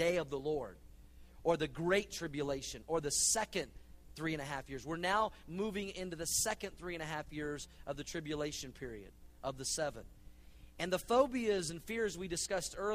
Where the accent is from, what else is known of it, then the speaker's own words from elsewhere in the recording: Oklahoma, United States; I grew up in Oklahoma